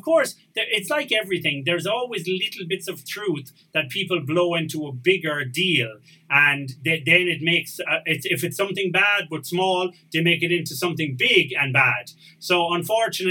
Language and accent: English; Tuam, Connacht, Ireland; moved away as an adult; now in Spain; I'm from Cahir Finn and I grew up going to school in Tuam